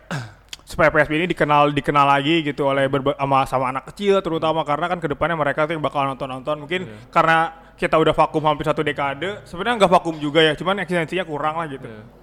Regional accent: Bogor, West Java, Indonesia; ah anjir malu lah jadi orang Bogor klub di olahraga olahraga major kita nggak punya kebanggaan gitu.

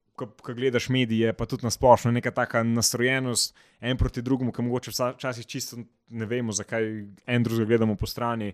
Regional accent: Slovenia

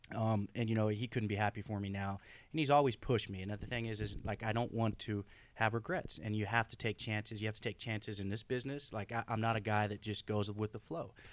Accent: Oklahoma, United States; moved away as an adult; I grew up in Oklahoma, born and raised.

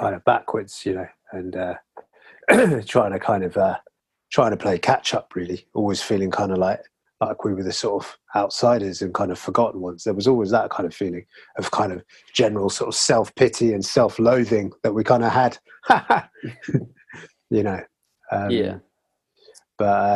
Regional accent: London, United Kingdom; moved away as an adult; also born or lived in Brighton; I was always from London, and I lived in Brighton for 10 years.

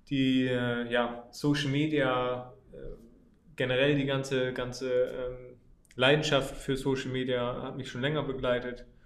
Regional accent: Oldenburg, Lower Saxony, Germany; born there; äh, bin 24 Jahre alt, bin gebürtiger Oldenburger

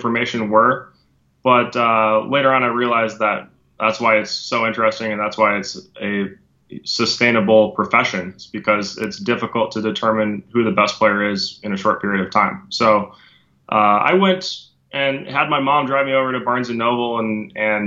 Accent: Minnesota, United States; moved away as an adult; now in Fort Lauderdale, United States; I used to be a Minnesota native. I was born and raised there, and I moved down here when I was 20 years old.

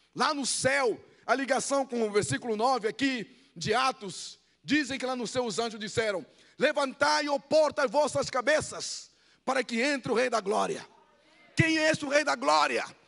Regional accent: Angola; Portuguese is a second language; moved away as an adult; now in Brazil; Eu nasci numa aldeia eu nasci numa aldeia, não falava português. Eu conheci cidade com 11 anos. Fui para a guerra, fui treinado pelos soviéticos e cubanos. Participei da guerra de Angola

